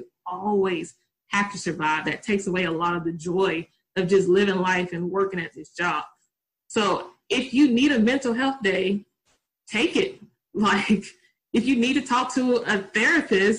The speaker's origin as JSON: {"language": "English", "region": "Tennessee", "country": "United States", "accent": "country", "said": "I'm from Tennessee, I'm country"}